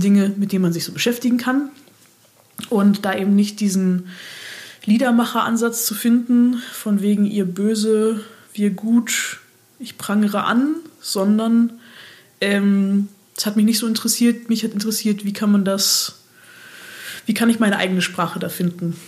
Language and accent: German; Berlin, Germany; moved away as an adult; also born or lived in Mannheim; ich komme aus Berlin und war jetzt zwischenzeitlich sechs Jahre weg